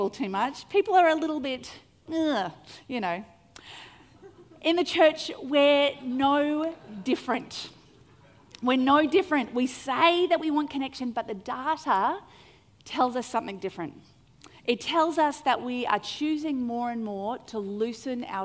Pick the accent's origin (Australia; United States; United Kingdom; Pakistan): Australia